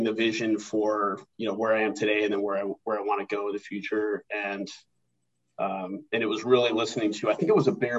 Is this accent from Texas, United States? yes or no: yes; Houston, Texas, United States; moved away as an adult; also born or lived in Lemoore, California / Japan / Pensacola, Florida; I'm originally from Houston, Texas.